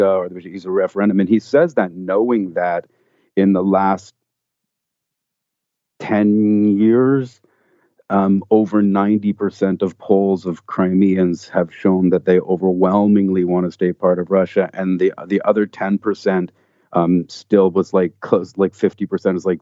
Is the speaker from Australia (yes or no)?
no; Canada; I'm Canadian. I live in Canada